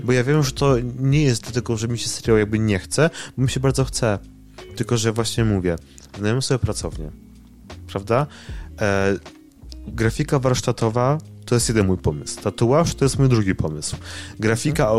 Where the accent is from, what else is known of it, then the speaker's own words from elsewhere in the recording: near Wrocław, Lower Silesian Voivodeship, Poland; ja jestem spod Wrocławia i jakby tutaj jakby jestem od e, dziecka